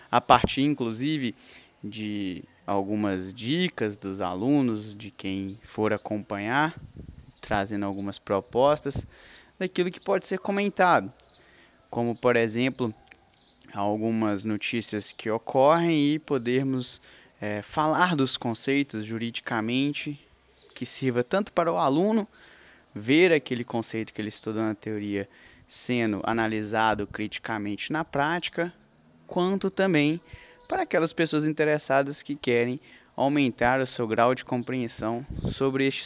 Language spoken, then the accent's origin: Portuguese; Coronel Fabriciano, Minas Gerais, Brazil; now in Belo Horizonte, Brazil; porque tecnicamente eu sou de Coronel Fabriciano, onde eu vivi 19 anos